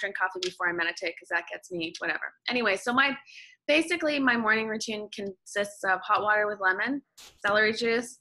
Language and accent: English; Canada; moved away as an adult; now in Los Angeles, United States; I'm Canadian, living in the States.